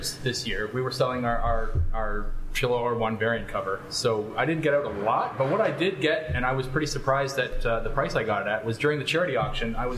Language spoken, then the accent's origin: English; Canada; I'm the Canadian guy.